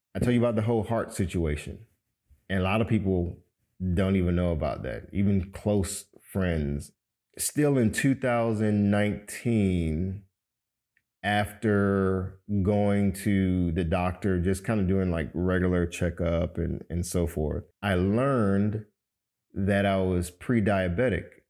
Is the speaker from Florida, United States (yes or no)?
yes; Miami, Florida, United States; moved away as an adult; now in Atlanta, United States; I'm originally from Miami, Florida, born to a Cuban father and a Jamaican mother